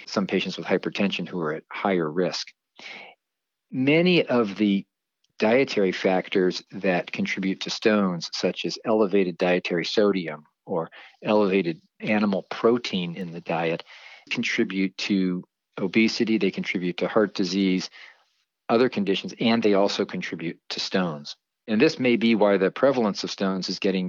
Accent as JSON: {"language": "English", "area": "Marin County", "region": "California", "country": "United States", "tie": "born or raised there", "also_born_or_lived": "East Coast", "said": "I grew up here in Marin County"}